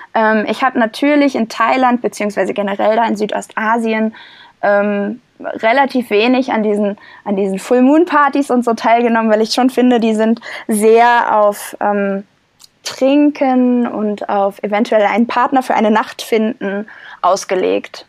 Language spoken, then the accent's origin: German; Germany; Ich war ja schon mal zehn Monate ähm, nicht in Deutschland und habe woanders gelebt